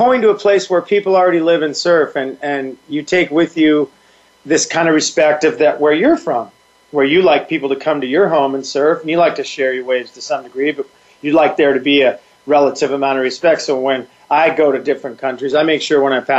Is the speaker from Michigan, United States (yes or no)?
no; San Clemente, California, United States; we do love our hometown